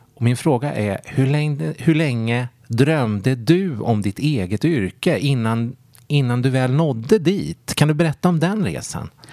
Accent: Sweden; som svensk

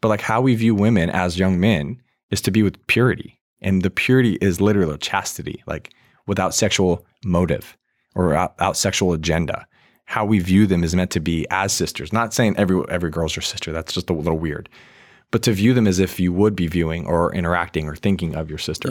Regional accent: Virginia, United States; I grew up in Virginia.

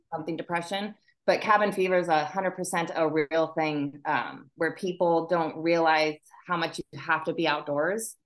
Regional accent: Anchorage, Alaska, United States; moved away as an adult; also born or lived in Minnesota; now in Washington State, United States; I spent my okay. school years up in Alaska, and then my summers down here with my dad

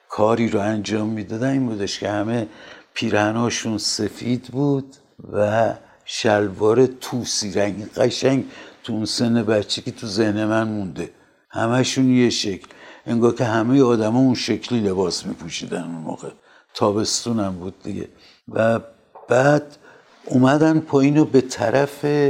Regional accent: Tehran, Tehran Province, Iran; من در تاریخ دوم بهمن 1323 در تهران متولد شدم

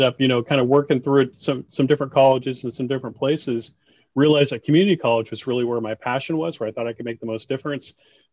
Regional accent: Oregon City, Oregon, United States; I grew up in Oregon City

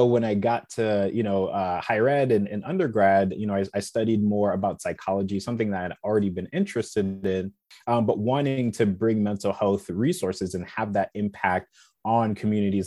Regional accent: South Bend, Indiana, United States; I was born and raised in South Bend, Indiana

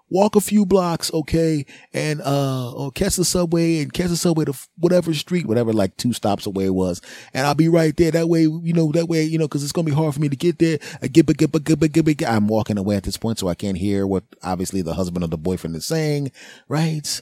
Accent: United States; I'm an American, damn it. And I'm in America

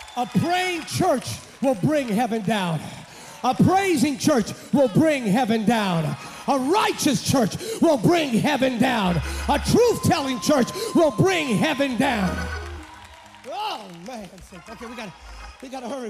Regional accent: Pennsylvania, United States; moved away as an adult; now in California, United States; I'm a Pennsylvania native. And in Pennsylvania, I grew up in an Assembly of God church

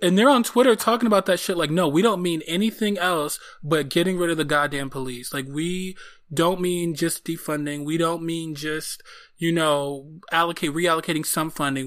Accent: Detroit, Michigan, United States; I am from Detroit

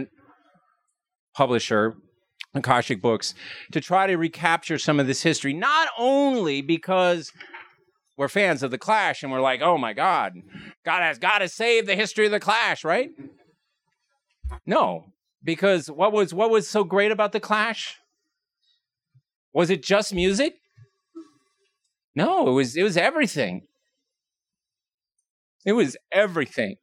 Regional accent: Montana, United States; now in Washington, D.C., United States; I grew up in Montana.

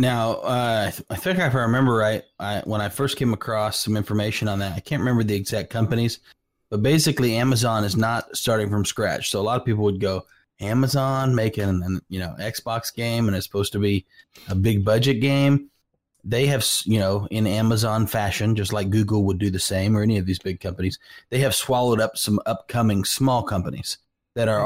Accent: California, United States; now in Oklahoma, United States; I grew up in California.

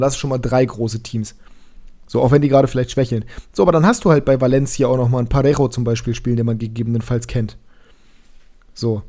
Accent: Germany; uns Deutsche

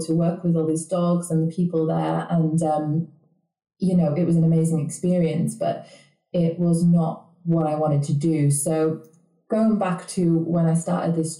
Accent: the north of England, United Kingdom; I'm not Canadian, and I don't actually live in Canada either. I'm coming from the north of England

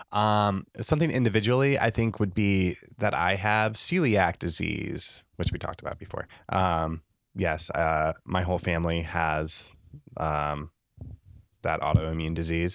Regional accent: Le Mars, Iowa, United States; also born or lived in Lincoln, Nebraska; now in Nebraska, United States; I'm originally from Northwest Iowa, a s, s, a small town called Lamar's, Iowa.

